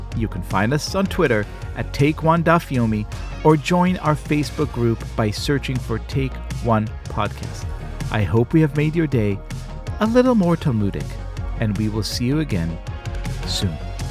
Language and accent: English; Israel; moved away; I grew up in Israel